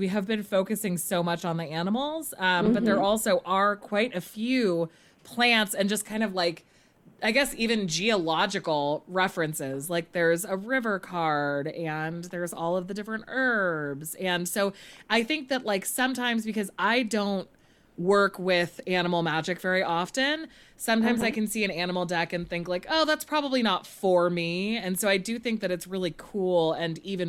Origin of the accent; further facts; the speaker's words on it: California, United States; moved away as an adult; also born or lived in Kansas; I'm from California, but I went to graduate school in Kansas.